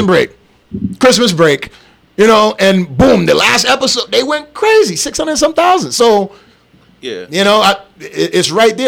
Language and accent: English; St. Kitts & Nevis; also born or lived in U.S. Virgin Islands; now in Las Vegas, United States; I'm from St. Kitts